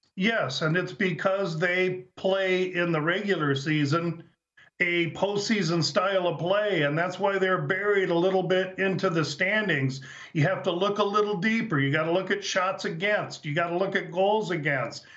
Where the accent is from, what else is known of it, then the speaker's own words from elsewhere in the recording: Nebraska, United States; I, I grew up in Nebraska.